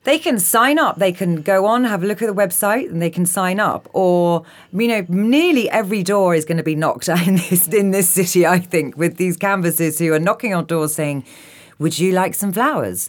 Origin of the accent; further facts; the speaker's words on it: London, United Kingdom; I'm a Londoner